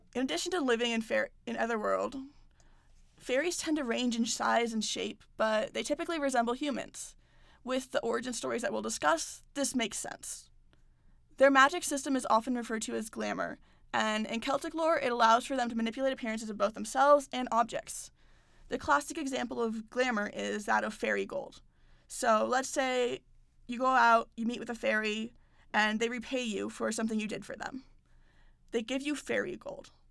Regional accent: United States; I'm American

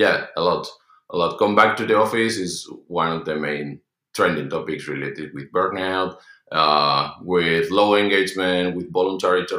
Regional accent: Madrid, Community of Madrid, Spain; in Spain, I'm from Madrid

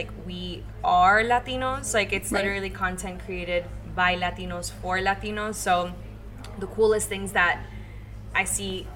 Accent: Miami, Florida, United States; also born or lived in Los Angeles; growing up in Miami

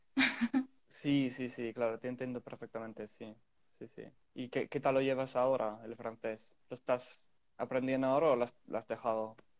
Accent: England, United Kingdom; Spanish is a second language; soy inglés, pero ah, hablo, bueno, cinco o seis idiomas

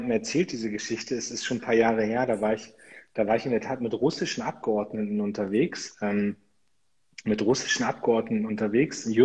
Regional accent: Munster, Lower Saxony, Germany; da sind die ganzen Soldaten aus meiner Heimatstadt Munster nach Afghanistan gegangen.

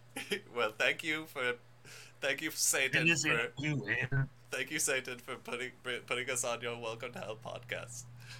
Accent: Minnesota, United States; Yeah, I'm from Minnesota, baby. Not much difference there.

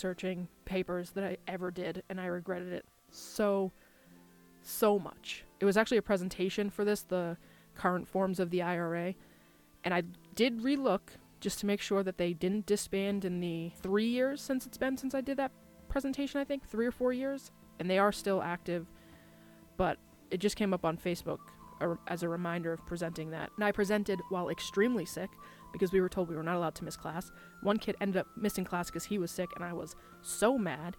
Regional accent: United States; an Irish American

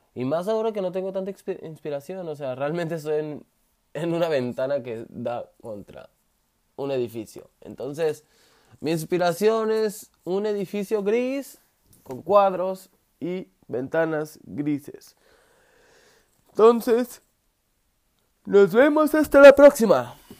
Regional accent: Sonora, Mexico; soy originario de México, precisamente del estado de Sonora

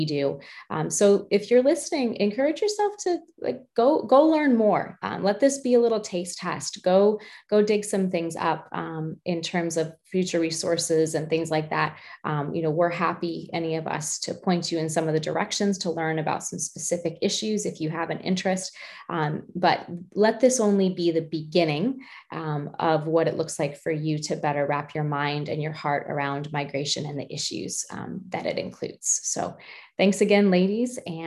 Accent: United States; I'm American

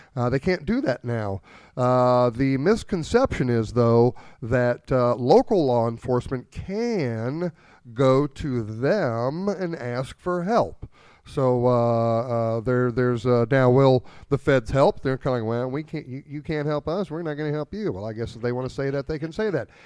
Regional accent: New Haven, Missouri, United States; I grew up down in Franklin County around, uh, New Haven, in between New Haven and Herman

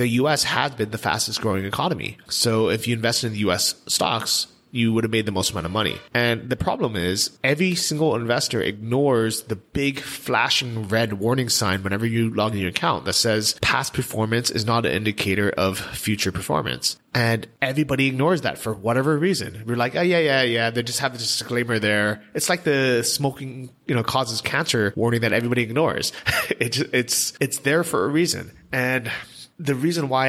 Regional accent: United States; we're lucky as Americans

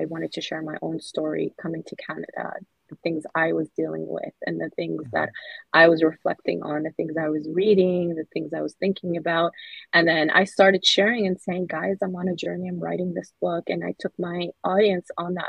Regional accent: Somalia; I'm from Somalia

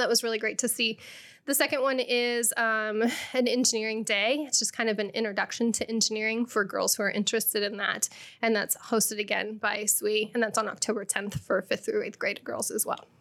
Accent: Rochester, Illinois, United States; moved away as an adult; now in Bloomington-Normal, United States; I am originally from Rochester, a small city outside, or small town outside of, uh, Springfield.

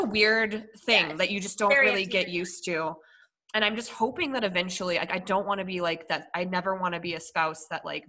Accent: Minnesota, United States; born there; also born or lived in Colorado; So I was born in Minnesota and then I traded Minnesota for Colorado

